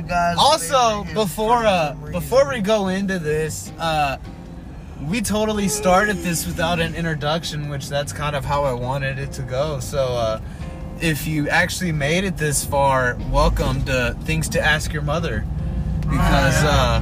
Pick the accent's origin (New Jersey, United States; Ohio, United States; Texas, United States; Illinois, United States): Texas, United States; we're all down here from Texas.